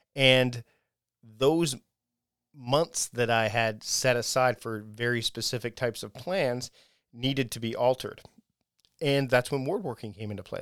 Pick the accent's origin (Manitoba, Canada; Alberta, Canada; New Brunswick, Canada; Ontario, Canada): Ontario, Canada; Hamilton; my hometown, my uh, where I was born, Hamilton, Ontario, Canada.